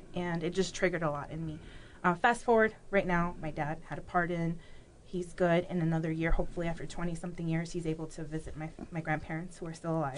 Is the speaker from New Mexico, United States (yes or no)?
no; Chicago, Illinois, United States; also born or lived in Mexico City, Mexico; now in Peoria, United States; raised in Chicago